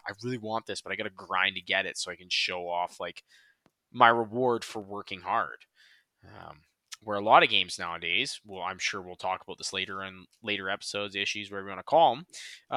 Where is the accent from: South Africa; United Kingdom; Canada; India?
Canada; we're Canadian